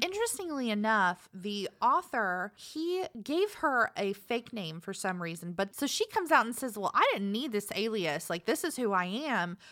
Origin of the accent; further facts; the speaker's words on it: Savannah, Georgia, United States; I was born in Savannah